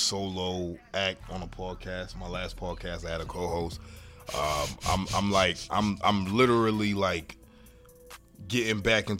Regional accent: Boston, Massachusetts, United States; I grew up on Rector Road, right up the street from you.

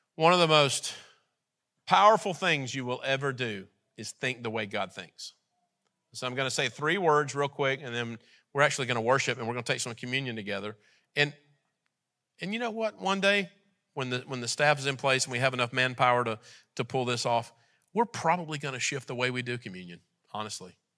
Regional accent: United States; we're American.

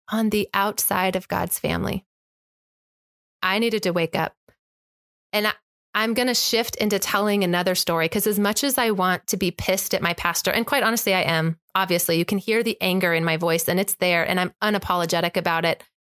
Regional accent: Arizona, United States; the megachurch that I grew up in here in Arizona

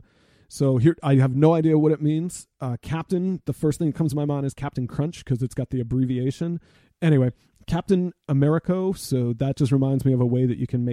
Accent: Boston, Massachusetts, United States; growing up in Boston

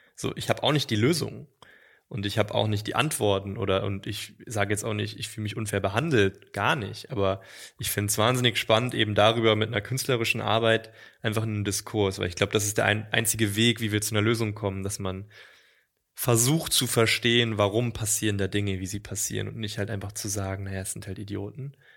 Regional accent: East Germany, Germany; moved away as an adult; Also ich bin im Osten geboren und 18 Jahre habe ich im Osten gelebt, natürlich nach der Wende.

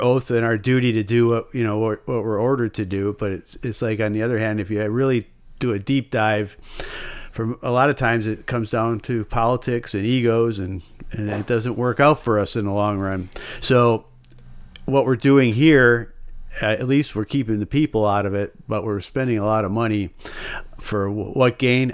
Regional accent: United States; as an American

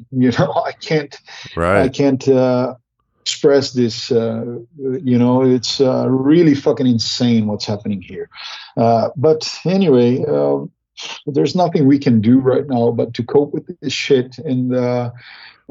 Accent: Brazil; I'm from Brazil

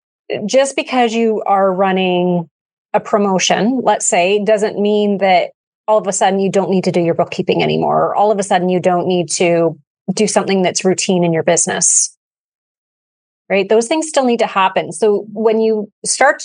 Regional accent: Canada; we're Canadian

